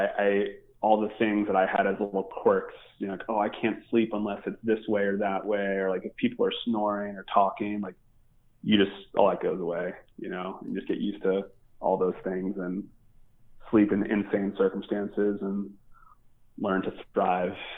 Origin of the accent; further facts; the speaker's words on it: Baltimore, Maryland, United States; growing up in Baltimore